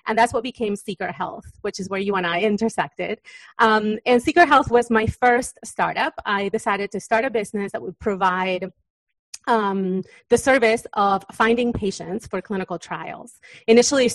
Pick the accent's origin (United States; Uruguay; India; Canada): Uruguay; moved away; I was born in Uruguay in South America